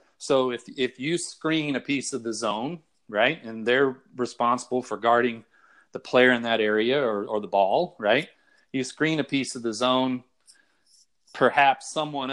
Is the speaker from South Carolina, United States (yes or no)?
no; Texas, United States; I'm from Texas